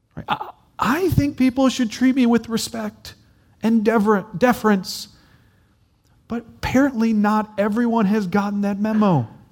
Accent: United States; I'm American

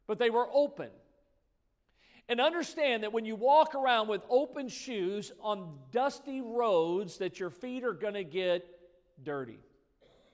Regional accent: Midwest, United States; now in South Florida, United States; I grew up in the Midwest

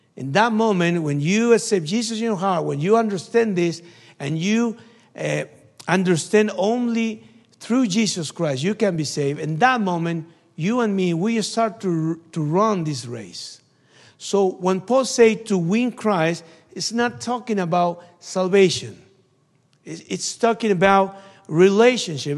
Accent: Argentina; from Argentina. missionary in Argentina

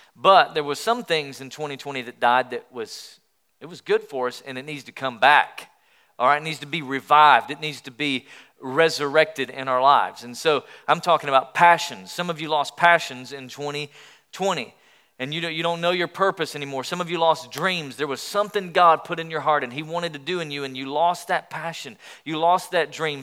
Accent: Sweetwater, Tennessee, United States; also born or lived in Pensacola, Florida; I grew up in Sweetwater, Tennessee. All right, a little small town between Knoxville and Chattanooga.

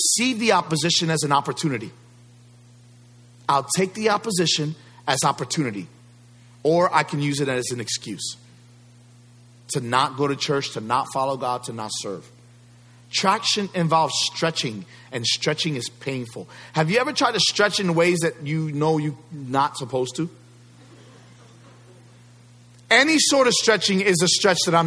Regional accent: New York City, New York, United States; I grew up in New York City

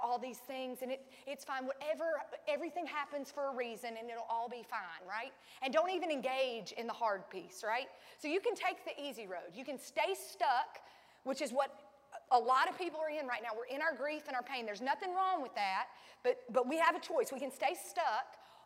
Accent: Sandy Ridge, North Carolina, United States; I was raised in Sandy Ridge, North Carolina. We say holler.

